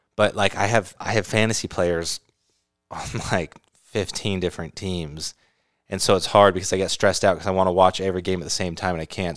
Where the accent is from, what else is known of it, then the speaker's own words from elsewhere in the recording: California, United States; moved away; also born or lived in Utah / Arizona; I grew up in California